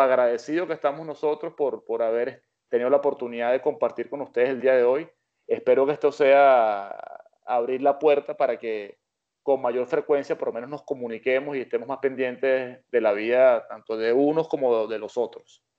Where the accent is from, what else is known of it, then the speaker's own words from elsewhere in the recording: Venezuela; cuando éramos niños que estábamos en Venezuela